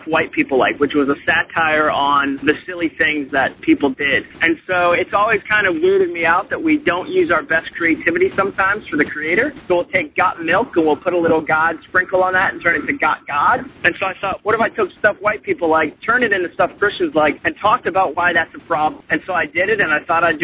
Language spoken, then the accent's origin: English; Massachusetts, United States; also born or lived in Birmingham, Alabama; now in Atlanta, United States; I grew up in Massachusetts.